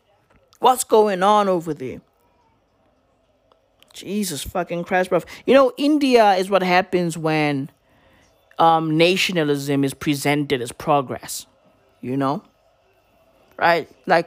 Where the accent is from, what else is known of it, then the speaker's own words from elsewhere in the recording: South Africa; Not because I'm South African, no.